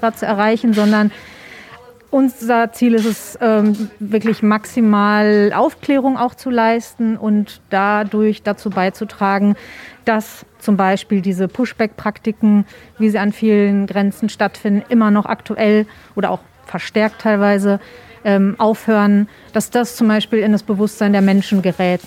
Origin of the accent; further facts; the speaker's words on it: Germany; wir hier als Deutsche oder generell als EuropäerInnen